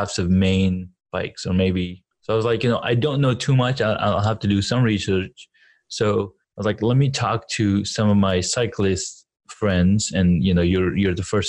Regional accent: Saudi Arabia; moved away; I was growing up in Saudi Arabia

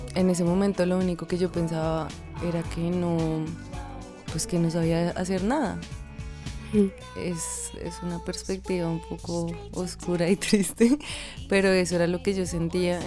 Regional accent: Tunja, Boyacá, Colombia; moved away; Y en Tunja, que es de donde yo soy, había una academia muy pequeña de ballet

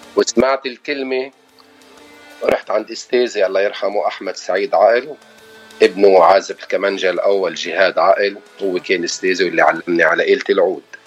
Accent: Beirut, Beirut Governorate, Lebanon; moved away as an adult; now in Los Angeles, United States; انا لبناني ابن بيروت وصار لي 25 سنه بالاغتراب بلوس انجلوس

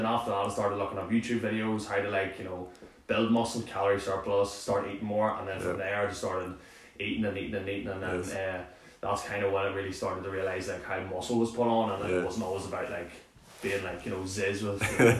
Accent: Armagh, Northern Ireland, United Kingdom; from Armagh, just like Shay.

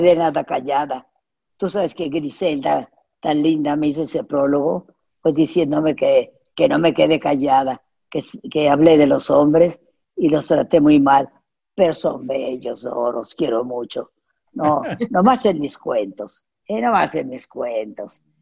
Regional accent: Mexico; tenemos un, un español mexicano

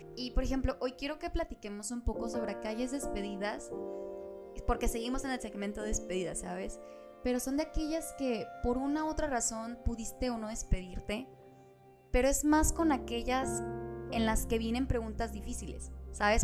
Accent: Monterrey, Nuevo León, Mexico; moved away; la ciudad de Monterrey, de donde yo soy

